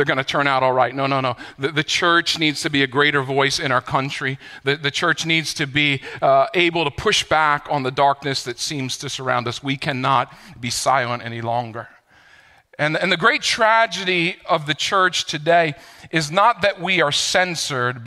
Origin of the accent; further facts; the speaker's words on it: New York, United States; As a New Yorker